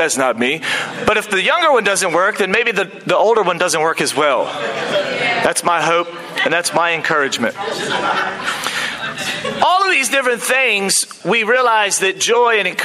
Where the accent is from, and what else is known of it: United States; now in New Zealand